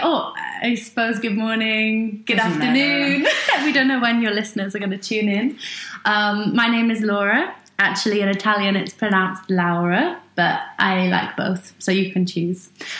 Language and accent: English; South Wales, United Kingdom; No, because I'm from South Wales.